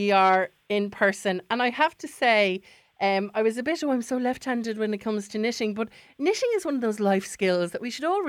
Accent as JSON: {"language": "English", "area": "Wexford", "region": "Leinster", "country": "Ireland", "said": "even though I'm from Wexford"}